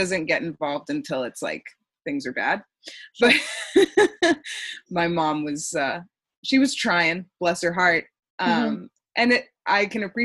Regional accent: Texas, United States; moved away as an adult; now in Boston, United States; I'm from Texas, and I was in the process of moving across the country

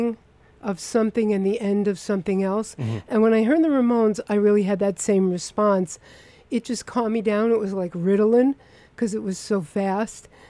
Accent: New York City, New York, United States; I'm from Rockaway Beach

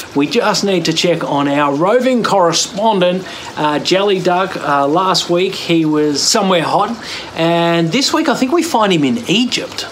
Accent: Melbourne, Victoria, Australia; in Melbourne, uh, my hometown

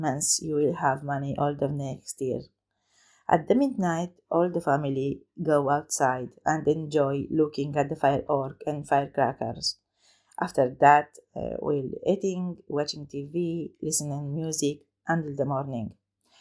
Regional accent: Romania; English is a second language; now in Newcastle, United Kingdom; I am from Romania

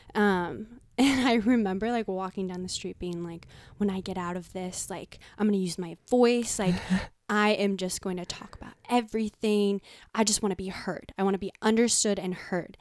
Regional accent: Marin County, California, United States; growing up in Marin County

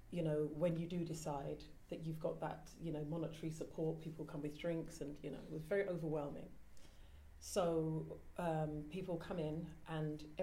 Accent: Ilford, London, United Kingdom; born there; Now, I was born in Ilford, so uh, I'm British. But um, I'm Ghanaian, and we have these, you know, traditions and culture.

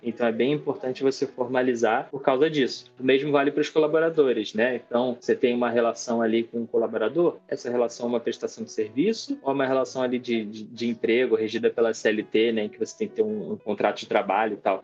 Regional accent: Rio de Janeiro, Brazil; Eu sou do Rio de Janeiro, para quem não percebeu pelo sotaque.

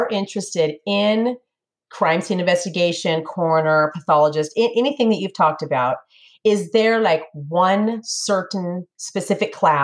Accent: Northern California, United States; moved away as an adult; also born or lived in Sacramento; now in Tennessee, United States; I'm from California. I'm from Northern California

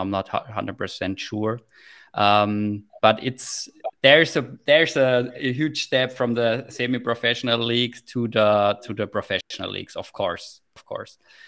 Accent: Heilbronn, Baden-Württemberg, Germany; in my hometown in Heilbronn, there's quite a good in my hometown is quite a good ice hockey club called Heilbronner Falken

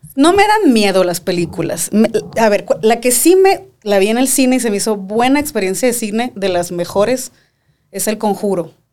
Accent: Mexico; also born or lived in Hermosillo, Sonora; now in Mexico City, Mexico; soy de México

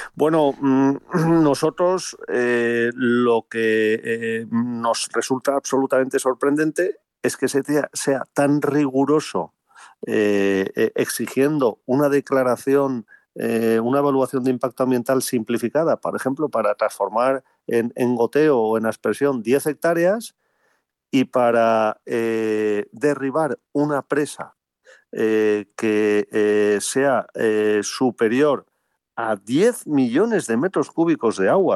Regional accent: Spain; como españoles

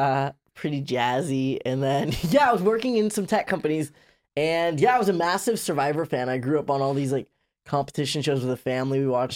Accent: Bay Area, California, United States; I grew up in the Bay Area.

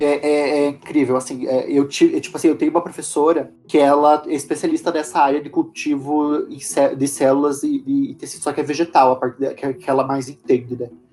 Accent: Paraná, Brazil; eu sou do Paraná

